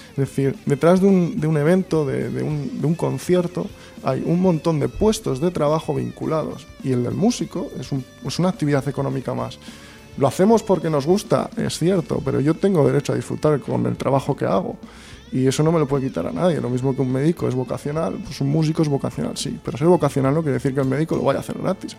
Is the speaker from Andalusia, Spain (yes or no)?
no; Santurce, Basque Country, Spain; somos de Santurce